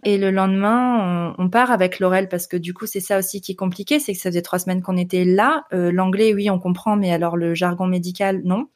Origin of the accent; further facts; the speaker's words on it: northern France, France; moved away as an adult; je viens du nord de la France